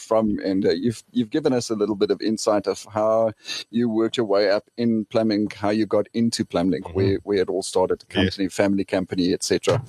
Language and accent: English; Polokwane, Limpopo, South Africa; I'm from Petersburg as well.